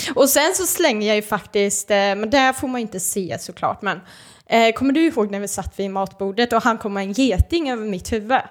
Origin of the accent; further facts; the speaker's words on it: Norrköping, Östergötland, Sweden; moved away as an adult; also born or lived in Malmö; now in Gothenburg, Sweden; Åker hem till Norrköping